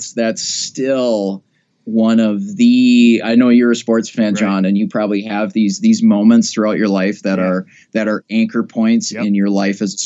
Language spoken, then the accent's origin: English; Duluth, Minnesota, United States; I grew up in Duluth, Minnesota